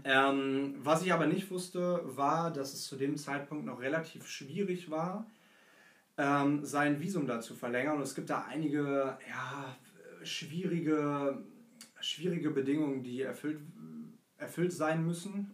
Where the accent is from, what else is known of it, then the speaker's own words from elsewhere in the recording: Hanover, Lower Saxony, Germany; Ich äh, bin ursprünglich auch aus Hannover, wie